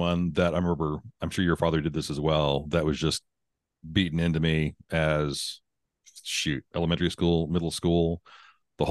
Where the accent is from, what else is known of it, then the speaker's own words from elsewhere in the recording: Texas, United States; Born and raised in Texas